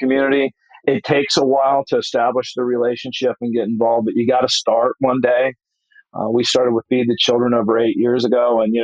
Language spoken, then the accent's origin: English; Dayton, Ohio, United States; moved away; That's my hometown